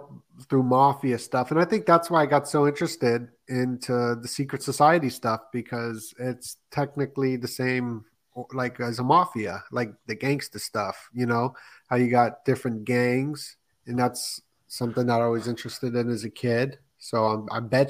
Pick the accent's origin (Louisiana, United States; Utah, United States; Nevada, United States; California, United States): Nevada, United States; Las Vegas; I grew up in Vegas, so there was always weird shit going down there